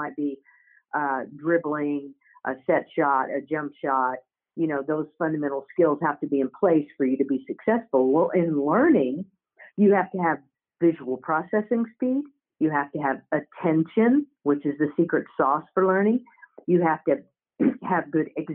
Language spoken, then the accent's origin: English; Oklahoma, United States; I grew up in Oklahoma, and I grew up playing basketball.